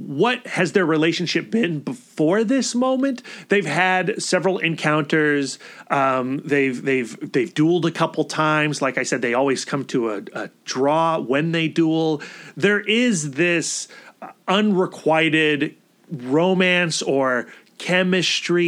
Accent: United States; I as an American, as a person with Western sensibilities

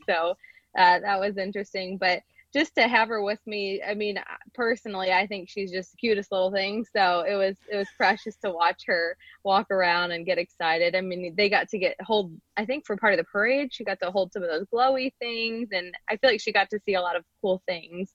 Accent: Ohio, United States; being from Ohio and going to school in the ice

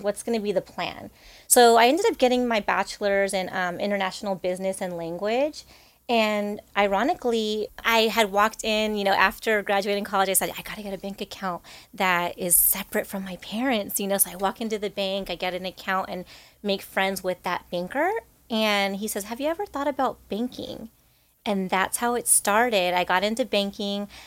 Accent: Rancho Cucamonga, California, United States; I grew up in Rancho Cucamonga

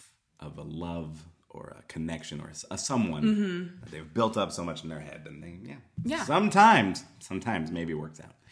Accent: Bothell, Washington, United States; now in Portland, United States; I'm from Bothell, Washington.

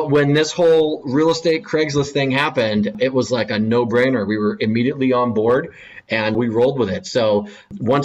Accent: Erie, Pennsylvania, United States; also born or lived in Philadelphia; born and raised in Erie, Pennsylvania

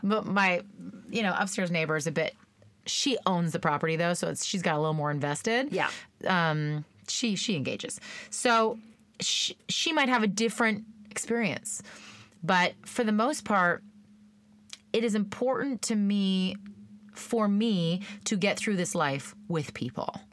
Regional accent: Brownlee, Saskatchewan, Canada; moved away; I went to school in Brownlee.

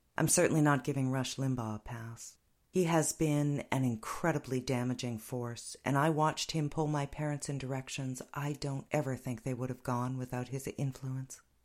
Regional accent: United States; when I was growing up in America

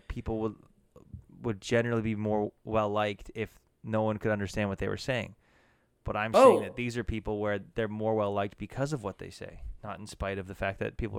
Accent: Canada; for us being Canadian

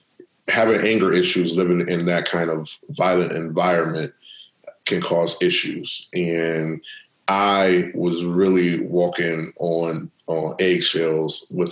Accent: Akron, Ohio, United States; Growing up in Akron

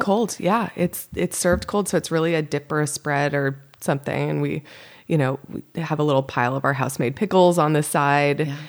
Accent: Windsor, Connecticut, United States; moved away as an adult; also born or lived in Massachusetts / Boston / Louisville, Kentucky; now in California, United States; I grew up in Connecticut, oh, and I went to school in Massachusetts to okay. college, and then moved to Boston afterwards. So I moved to California from Boston

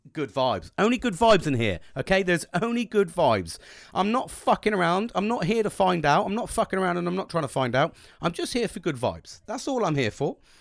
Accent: United Kingdom; British, cup of teas all the time

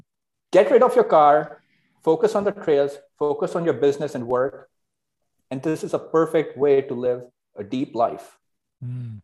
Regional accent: New Delhi, Delhi, India; moved away as an adult; also born or lived in Los Angeles, United States; I grew up in India, New Delhi, and first 18 years of my life

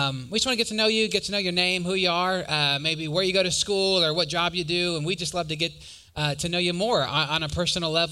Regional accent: Wisconsin, United States; I'm from Wisconsin.

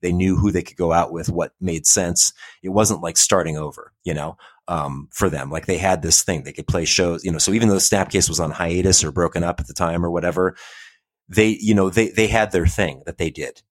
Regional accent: Portland, Oregon, United States; moved away; also born or lived in San Francisco, California / New York / Detroit; I grew up in North Portland

